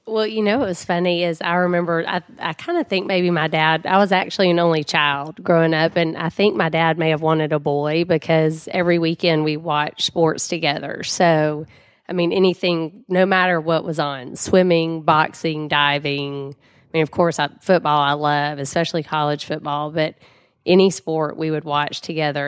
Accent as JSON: {"language": "English", "town": "Jackson", "region": "Mississippi", "country": "United States", "tie": "born or raised there", "also_born_or_lived": "Dallas, Texas", "moved": "as an adult", "said": "I grew up in Mississippi from Jackson, ended up in Dallas 'cause I went to S M U"}